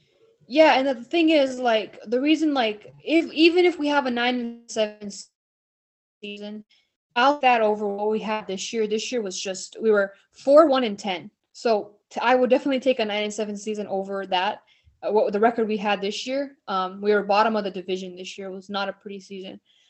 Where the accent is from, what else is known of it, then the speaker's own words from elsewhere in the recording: Philadelphia, Pennsylvania, United States; we're from Philadelphia.